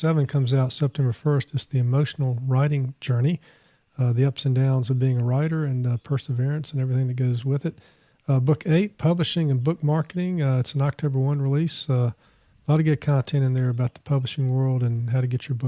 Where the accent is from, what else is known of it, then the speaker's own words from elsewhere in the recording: North Carolina, United States; I'm from North Carolina